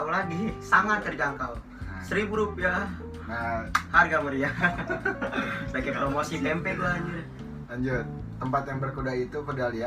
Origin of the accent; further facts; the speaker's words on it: Riau Islands, Indonesia; gue perjalanan sama dia gue lebih lama lagi soalnya gue kan dari Kepri kalau dia dari Aceh